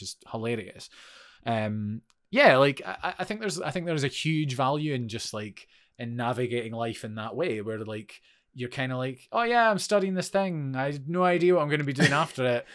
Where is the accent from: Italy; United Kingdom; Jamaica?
United Kingdom; Forfar, Scotland; moved away as an adult; also born or lived in Edinburgh; I moved from Forfar, went to study in Edinburgh